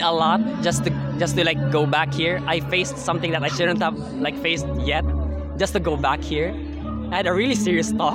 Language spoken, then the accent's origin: English; Ipil, Zamboanga Peninsula, Philippines; I'm from Ipil, like Sabuanga, Sibugay